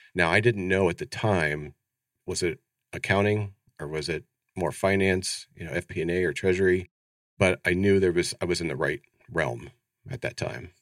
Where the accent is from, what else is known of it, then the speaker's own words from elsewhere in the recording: Ohio, United States; moved away as an adult; now in Phoenix, United States; born and raised in Ohio, so I grew up in the Midwest, very proud